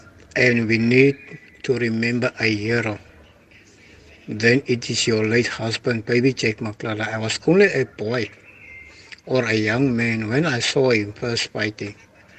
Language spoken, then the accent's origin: English; Cape Town, Western Cape, South Africa; I'm from Hout Bay, Cape Town.